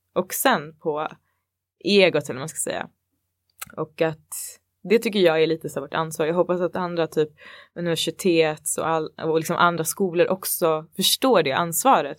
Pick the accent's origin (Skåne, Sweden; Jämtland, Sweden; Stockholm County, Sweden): Stockholm County, Sweden; Botkyrka; born or raised there; moved away as an adult; now in Stockholm, Sweden